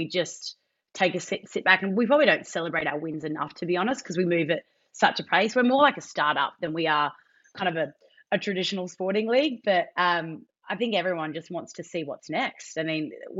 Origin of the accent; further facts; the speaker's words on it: Australia; as an Australian